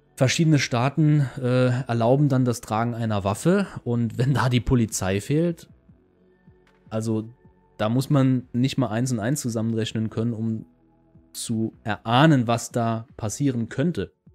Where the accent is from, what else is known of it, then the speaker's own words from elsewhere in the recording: Saarland, Germany; bei uns im Saarland